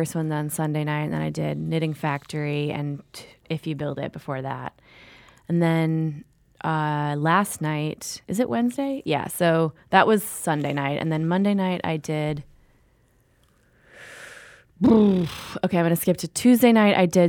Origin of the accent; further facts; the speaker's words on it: Minneapolis, Minnesota, United States; Well, I'm from Minneapolis.